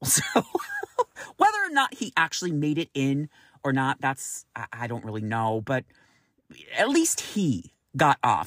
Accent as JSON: {"language": "English", "town": "Roseville", "region": "California", "country": "United States", "tie": "born or raised there", "moved": "as an adult", "lives_now": "San Francisco, United States", "said": "I grew up in Roseville, California"}